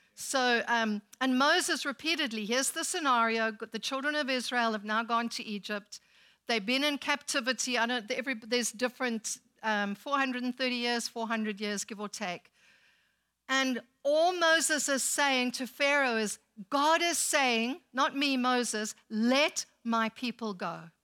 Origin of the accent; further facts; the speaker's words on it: South Africa; now in United States; When we go back to South Africa